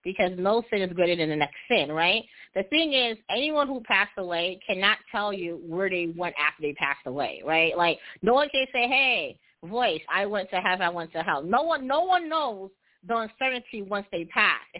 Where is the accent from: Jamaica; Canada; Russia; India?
Jamaica; So, you know, I'm heterosexual, and I'm also Jamaican. And I know in Jamaican cultures and in our music, there's a lot of um negative connotations against homosexuality.